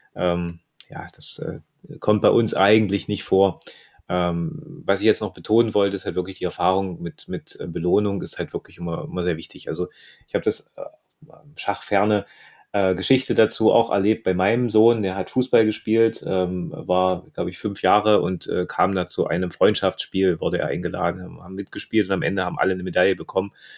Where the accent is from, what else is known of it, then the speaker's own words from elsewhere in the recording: Germany; Bei uns in Deutschland